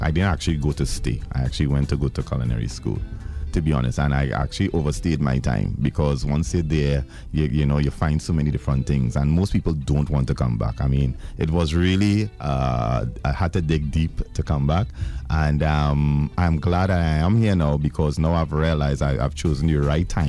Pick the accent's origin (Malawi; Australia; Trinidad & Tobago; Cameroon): Trinidad & Tobago; remember, I came from Trinidad without any kind of nobody knowing me.